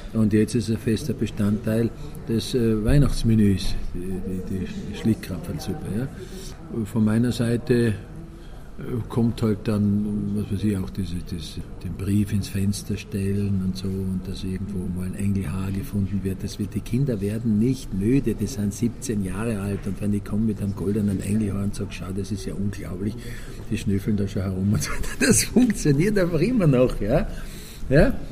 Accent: Austria; moved away; also born or lived in Switzerland; als Österreicher

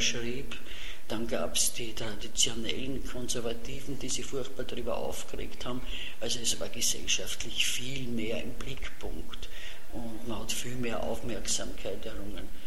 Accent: Vienna, Austria; accent: Viennese dialect (Hernals); first language Viennese German dialect; als Kind äh, konnte ich nur, äh, ich würde fast sagen, Herrn Alser Dialekt

